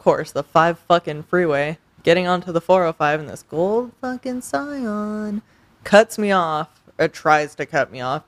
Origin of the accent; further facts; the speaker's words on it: Los Angeles, California, United States; I'm from L.A.